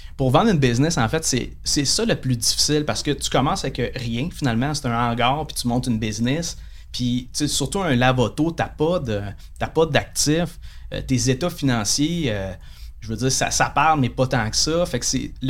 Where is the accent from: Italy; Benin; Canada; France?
Canada; Saguenay, Quebec; moved away as an adult; also born or lived in Montreal North Shore (Lorraine, Blainville); je viens de Chicoutimi